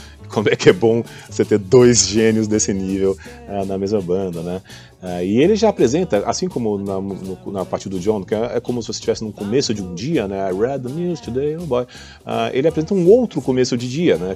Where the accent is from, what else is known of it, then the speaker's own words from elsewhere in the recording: Goiânia, Goiás, Brazil; now in São Paulo, Brazil; na minha infância, lá em Goiânia, eu sou de Goiânia